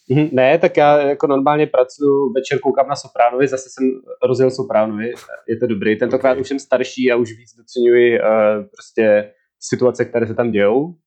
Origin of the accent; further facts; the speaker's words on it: Czechia; Sám jsem strávil dětství na Vesíci